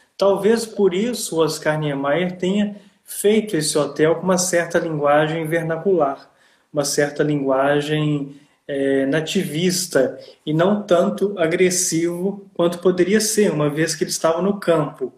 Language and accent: Portuguese; Ouro Preto, Minas Gerais, Brazil; now in Italy; eu sou de Ouro Preto, é, em Minas Gerais